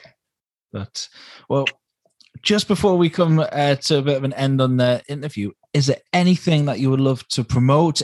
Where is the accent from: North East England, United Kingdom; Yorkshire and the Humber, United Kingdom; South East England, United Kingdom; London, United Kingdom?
North East England, United Kingdom; Geordie; accent: Geordie; our accent is called the Geordie accent